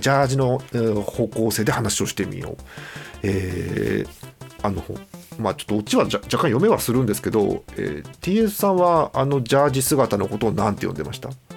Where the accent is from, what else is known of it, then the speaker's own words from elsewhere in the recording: Hokkaido, Japan; 北海道民なんで